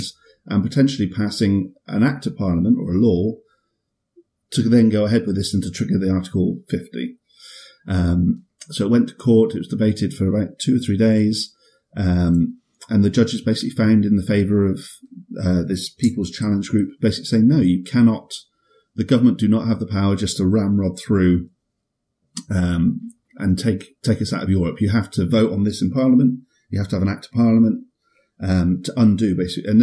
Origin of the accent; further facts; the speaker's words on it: United Kingdom; I'm British